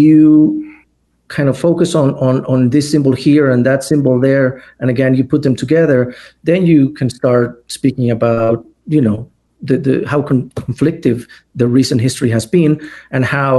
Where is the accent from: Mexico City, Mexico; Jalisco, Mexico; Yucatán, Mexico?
Mexico City, Mexico; also born or lived in Ciudad Juárez, Mexico; I have never lived in Juarez. My father is from there, and so he wanted me to be born there, and so I was born in Juarez. But I always lived in Mexico City